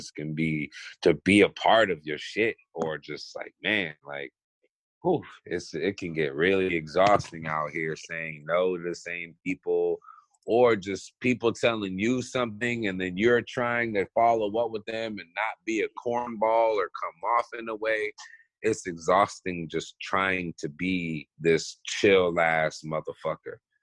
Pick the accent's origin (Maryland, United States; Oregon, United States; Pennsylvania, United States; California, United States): Maryland, United States; moved away as an adult; also born or lived in overseas; now in Los Angeles, United States; I would definitely say I'm from Maryland, the DMV area. Because when I moved from overseas to America, I went to middle school and high school and partial college in Maryland.